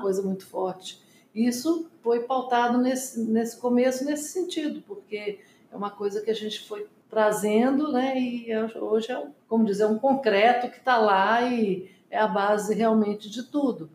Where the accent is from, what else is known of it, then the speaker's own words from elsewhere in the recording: Belo Horizonte, Minas Gerais, Brazil; moved away as an adult; also born or lived in Inhapim, Minas Gerais; now in Brasília, Brazil; eu nasci lá no interior, em Inhapim, Minas Gerais, e nós mudamos para Belo Horizonte logo depois